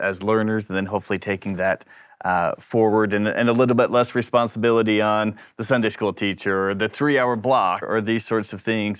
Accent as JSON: {"language": "English", "country": "New Zealand", "tie": "born or raised there", "moved": "yes", "lives_now": "Brisbane, Australia", "said": "I was born and raised in New Zealand, but now I live in Brisbane"}